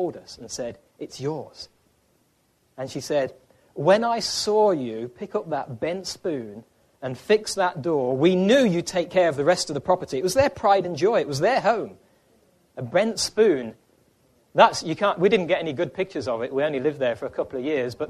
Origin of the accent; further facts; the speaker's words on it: England, United Kingdom; moved away as an adult; also born or lived in Ireland / Africa; now in United States; before we lived in Ireland, we lived in England. That's where we were born and raised